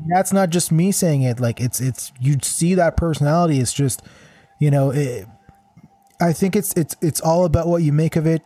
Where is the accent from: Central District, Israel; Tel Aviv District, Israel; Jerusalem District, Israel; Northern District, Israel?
Central District, Israel; Kadima; also born or lived in Vancouver; now in Toronto, Canada; Kadima is actually the, the name of my hometown